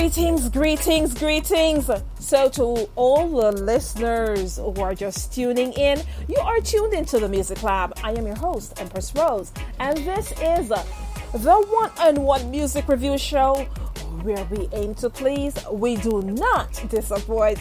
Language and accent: English; Jamaica; now in United States; I'm from Jamaica, had some very hard days. Not only in Jamaica, here in the U.S.